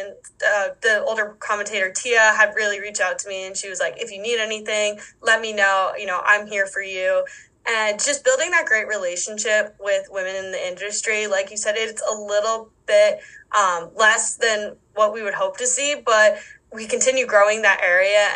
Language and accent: English; East Coast, United States; moved away as an adult; now in Wisconsin, United States; growing up on the East Coast